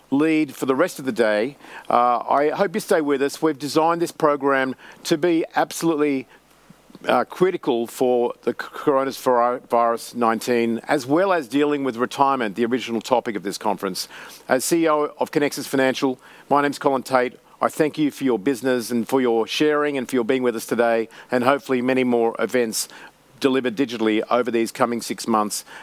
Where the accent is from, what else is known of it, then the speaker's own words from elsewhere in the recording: Queensland, Australia; I like that comment, and uh, as a Queenslander.